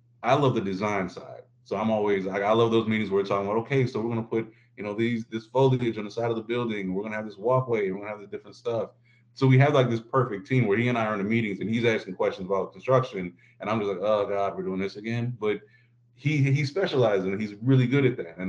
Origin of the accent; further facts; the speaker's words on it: Midwest, United States; also born or lived in Florida; I'm from the Midwest.